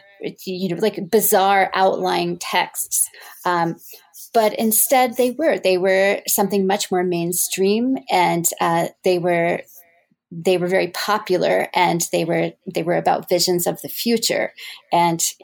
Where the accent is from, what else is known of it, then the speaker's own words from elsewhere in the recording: Texas, United States; moved away as an adult; also born or lived in Evanston, Illinois; now in Mississippi, United States; I was born in Texas, and I attended Rice University for my undergraduate degree